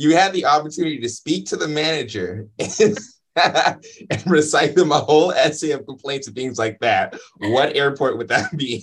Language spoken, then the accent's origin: English; Inglewood, California, United States; I'm actually from Inglewood, California